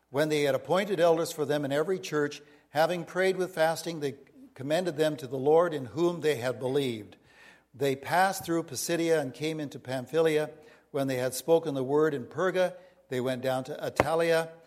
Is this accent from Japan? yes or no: no; India; now in United States; Even though I grew up in India and was from India, this was our home base on the west of Washington.